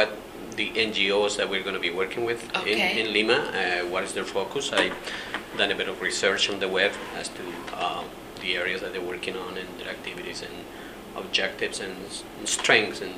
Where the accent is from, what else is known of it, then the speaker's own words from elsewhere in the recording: Chile; first language Spanish; English is a second language; moved away; I was born in Chile